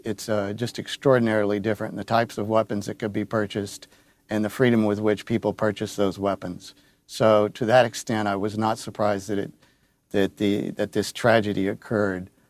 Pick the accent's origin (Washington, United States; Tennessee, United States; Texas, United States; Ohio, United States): Texas, United States; Uvalde; I was born in Uvalde. I've lived there. Uh, my great-grandfather settled in Uvalde in eighteen seventies, and I grew up at my grandparents' ranch, which I still own in northern Uvalde